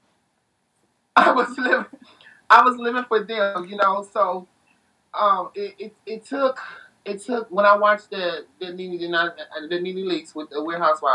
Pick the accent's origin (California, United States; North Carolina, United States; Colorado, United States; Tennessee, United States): Tennessee, United States; also born or lived in Chicago, Illinois; now in Phoenix, United States; I was raised in Chicago. I was born in Chicago. I was raised in Tennessee